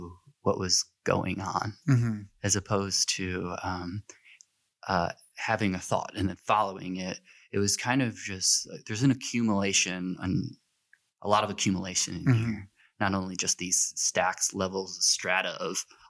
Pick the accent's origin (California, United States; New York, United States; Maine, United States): New York, United States; Buffalo; I grew up in Buffalo